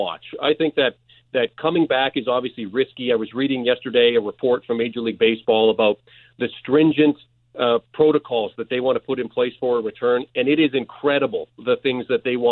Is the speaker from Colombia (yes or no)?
no; Canada; now in Miami, United States; I'm just a Canadian who lives down here